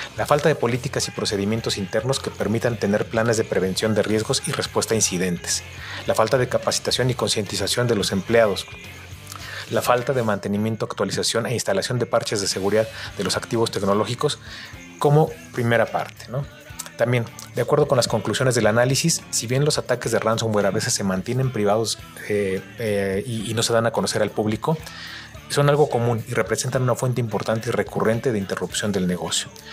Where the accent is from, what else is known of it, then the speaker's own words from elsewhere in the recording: Mexico; nos involucra a todos como mexicanos